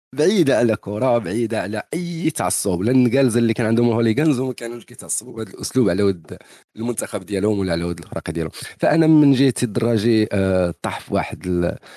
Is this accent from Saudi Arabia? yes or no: no; Morocco; حنا مغاربه